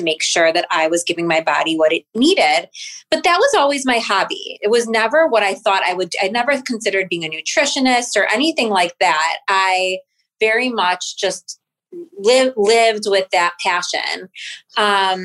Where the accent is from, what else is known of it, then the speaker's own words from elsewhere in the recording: Highland Park, Illinois, United States; I grew up in Highland Park